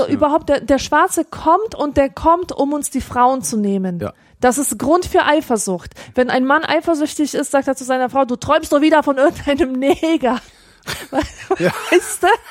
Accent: Poland; moved away; man als Pole

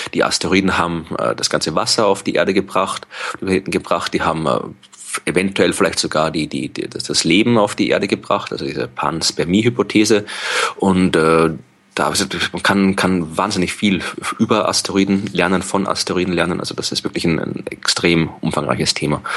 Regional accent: Wachau, Lower Austria, Austria; Also das ist die Gegend, wo ich herkomme aus Österreich und wo ich jetzt momentan auch gerade bin und wo meine Eltern wohnen

